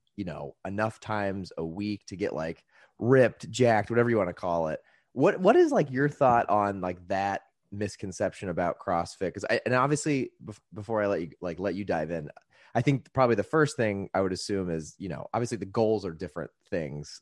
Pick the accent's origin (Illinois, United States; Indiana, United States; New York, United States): Indiana, United States; I grew up in Indiana